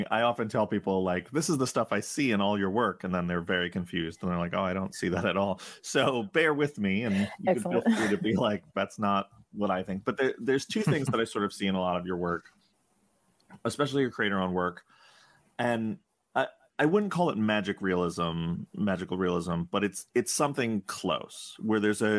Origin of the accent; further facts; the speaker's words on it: New York City, New York, United States; I grew up in Upper Manhattan